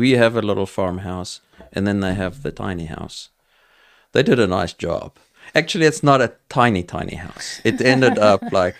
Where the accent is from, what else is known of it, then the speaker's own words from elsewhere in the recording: South Africa; accent: South African; So, I mean, I'm going to be with my South African accent, whatever that is.